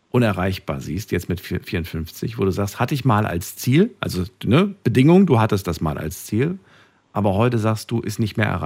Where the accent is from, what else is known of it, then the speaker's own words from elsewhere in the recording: Frankfurt, Hesse, Germany; ich komme aus Frankfurt. Ich bin große Flughäfe gewöhnt.